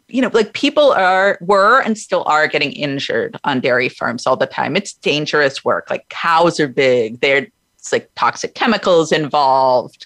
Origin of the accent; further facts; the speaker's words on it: Oregon, United States; in my home state of Oregon